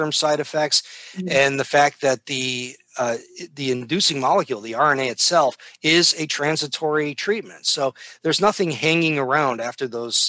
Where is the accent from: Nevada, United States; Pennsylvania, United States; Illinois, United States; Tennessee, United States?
Illinois, United States; Downers Grove; moved away; also born or lived in Chicago; I grew up in Downers Grove and in Chicago